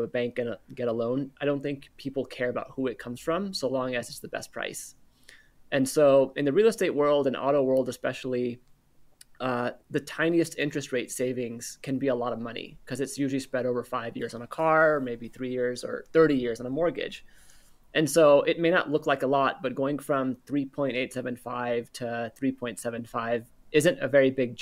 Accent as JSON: {"language": "English", "region": "Northern California", "country": "United States", "tie": "born or raised there", "said": "I'm born and raised in Northern California"}